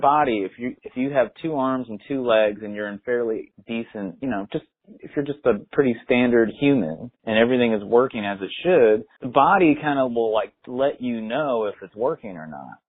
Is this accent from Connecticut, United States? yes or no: yes; Connecticut, United States; also born or lived in San Francisco, California; grew up my whole life basically where I live now. I bought a house, a town, one town away from where I grew up uh, in Connecticut